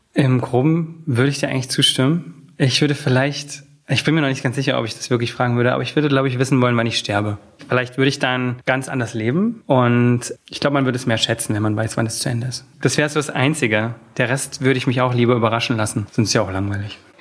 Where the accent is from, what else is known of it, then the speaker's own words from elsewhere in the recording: Oschatz, Saxony, Germany; moved away as an adult; now in Berlin, Germany; Aus Oschatz, das ist eine Kleinstadt äh, zwischen Leipzig und Dresden